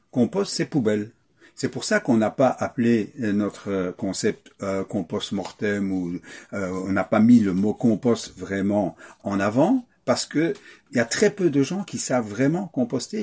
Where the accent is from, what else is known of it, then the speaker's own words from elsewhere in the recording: Wallonia, Belgium; accent: Belgian; je suis wallon d'origine